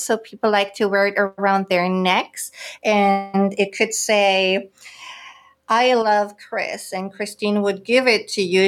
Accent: Germany; moved away as an adult; also born or lived in Greater Washington, D.C. area; now in San Diego, United States; I was born and raised in Germany

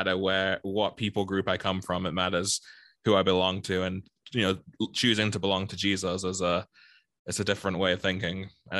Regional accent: England, United Kingdom; moved away as an adult; now in United States; like I'm born in England, but half my family's from Jamaica. So I was kind of split in two different cultures there.

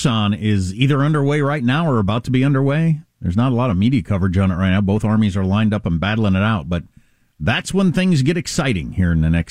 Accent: Kansas, United States; moved away; Kansas, my home state, where I worked in the feedlots

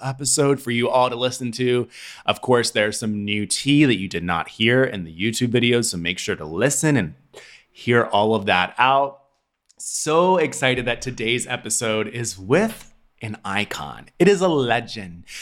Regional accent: Tennessee, United States; also born or lived in Atlanta / New York; now in Los Angeles, United States; I was born and raised in Tennessee. I moved to Atlanta

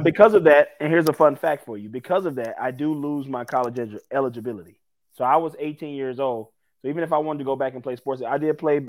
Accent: New Orleans, Louisiana, United States; my hometown

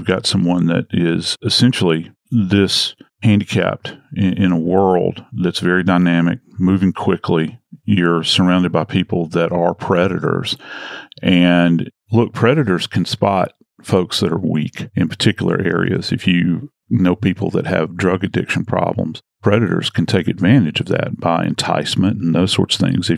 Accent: New Orleans, Louisiana, United States; I'm from New Orleans. We're famous for our graveyards down home.

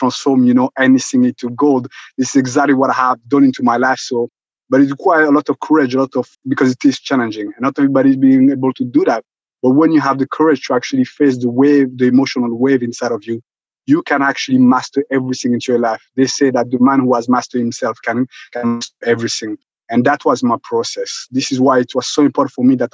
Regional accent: Rwanda; moved away; originally I'm originally from Rwanda. And as you know, I was there during the genocide in 1994.

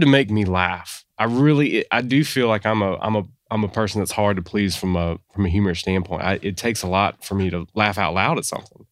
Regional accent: Sumter, South Carolina, United States; I grew up in Sumter

